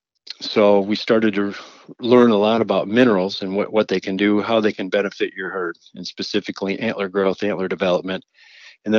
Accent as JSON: {"language": "English", "town": "Clare", "region": "Michigan", "country": "United States", "tie": "born or raised there", "said": "in my hometown, born and raised in Clare, Michigan"}